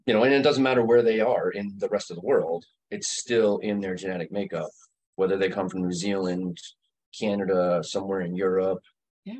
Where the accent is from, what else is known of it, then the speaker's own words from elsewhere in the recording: Greene County, New York, United States; I grew up in Greene County.